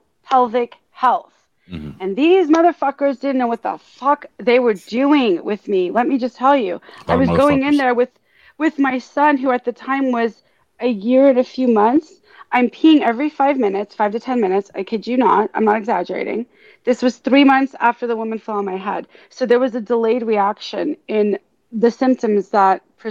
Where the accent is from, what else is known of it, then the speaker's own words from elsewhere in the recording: Los Angeles, California, United States; first language Hebrew; English is a second language; moved away; growing up in the San Fernando Valley in Woodland Hills, being a Jew